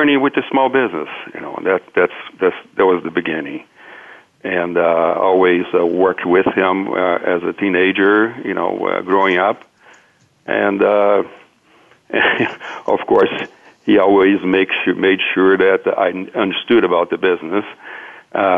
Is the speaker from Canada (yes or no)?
no; Minas Gerais, Brazil; first language Portuguese; English is a second language; moved away as an adult; now in United States; I was raised in Minas Gerais, my upbringing.